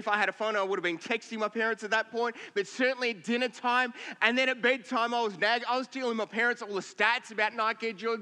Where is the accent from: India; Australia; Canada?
Australia; Victoria; now in Queensland, Australia; we grew up in Victoria